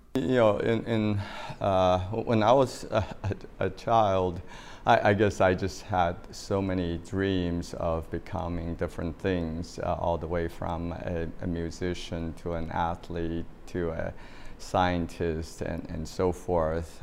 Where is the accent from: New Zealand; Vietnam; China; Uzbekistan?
China; moved away as an adult; now in United States; I grew up in China